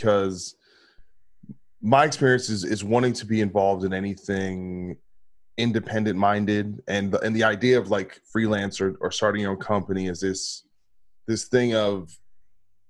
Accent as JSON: {"language": "English", "region": "New Jersey", "country": "United States", "said": "I'm from New Jersey"}